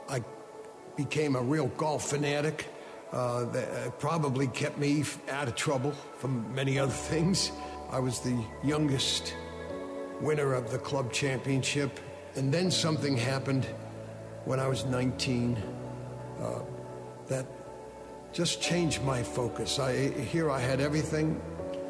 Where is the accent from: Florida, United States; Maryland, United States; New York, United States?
New York, United States; White Plains; also born or lived in Brooklyn, New York; We then moved to White Plains, New York